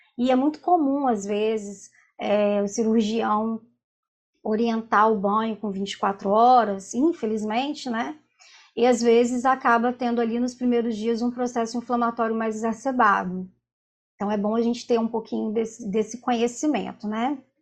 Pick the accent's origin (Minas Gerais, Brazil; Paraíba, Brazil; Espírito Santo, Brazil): Espírito Santo, Brazil; Vila Velha; eu sou de Vila Velha, do Espírito Santo